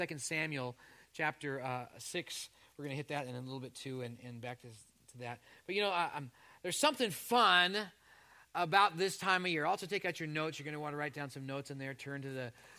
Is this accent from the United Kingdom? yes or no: no; Canada; moved away; I was born in Canada.